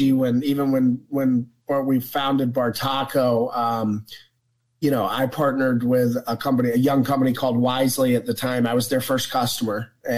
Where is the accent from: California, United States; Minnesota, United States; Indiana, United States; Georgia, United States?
Georgia, United States; Atlanta; moved away as an adult; also born or lived in New York / Florida / Connecticut; I'm from Atlanta, Georgia.